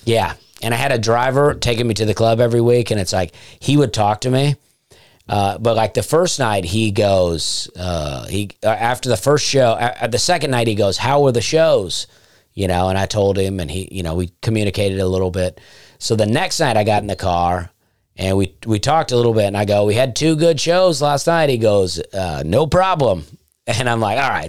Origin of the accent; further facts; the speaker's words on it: Opelika, Alabama, United States; moved away; also born or lived in Nashville / Charleston; I grew up in a town called Opelika